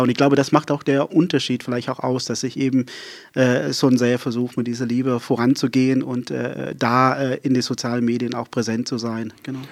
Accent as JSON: {"language": "German", "town": "Saron", "region": "Western Cape", "country": "South Africa", "tie": "born or raised there", "also_born_or_lived": "Berlin, Germany", "first_language": "Afrikaans", "second_language": "German", "moved": "yes", "lives_now": "Wiesmoor, Germany", "said": "ich äh, komme ja aus Südafrika. Äh, ich bin in Südafrika aufgewachsen."}